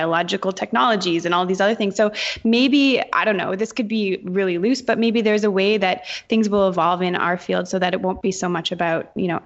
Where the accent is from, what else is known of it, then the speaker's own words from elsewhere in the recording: Canada; I'm Canadian.